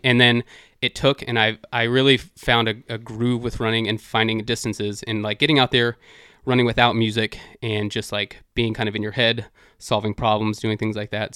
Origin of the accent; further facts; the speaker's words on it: Dallas, Texas, United States; now in Washington, D.C., United States; I'm from Dallas originally